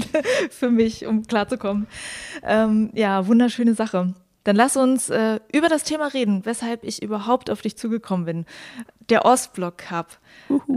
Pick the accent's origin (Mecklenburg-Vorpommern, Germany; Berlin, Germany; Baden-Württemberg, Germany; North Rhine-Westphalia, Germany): Mecklenburg-Vorpommern, Germany; moved away